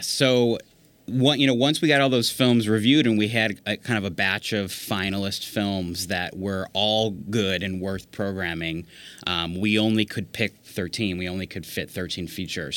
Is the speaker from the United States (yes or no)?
yes; Virginia, United States; I grew up in Virginia